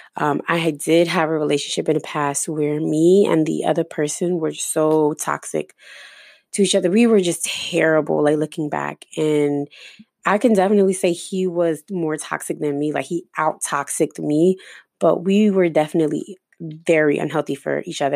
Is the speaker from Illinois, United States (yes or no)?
no; New Jersey, United States; now in Florida, United States; I ended up moving to Florida. I'm originally from Jersey